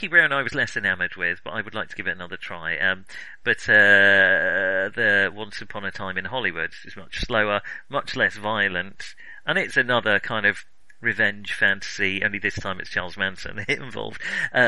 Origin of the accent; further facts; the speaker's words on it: United Kingdom; I'm British